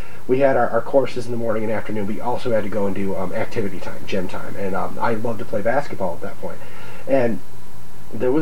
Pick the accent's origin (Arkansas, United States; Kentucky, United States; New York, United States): New York, United States; Oswego County; growing up in Oswego County, where everybody's a racist, you know, backwoods country